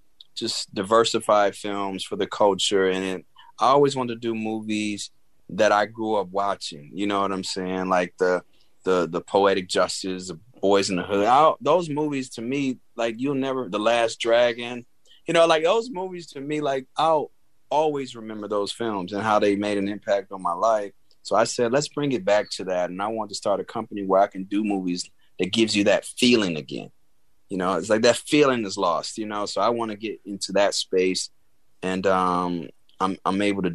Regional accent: Chicago, Illinois, United States; moved away as an adult; now in Los Angeles, United States; I'm from the Chicago

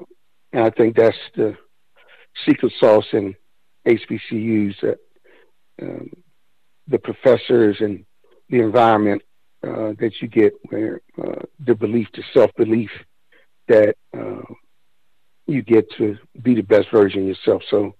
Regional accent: Washington, District of Columbia, United States; moved away; also born or lived in Seattle / Oklahoma City; being from the DMV is everything to me.

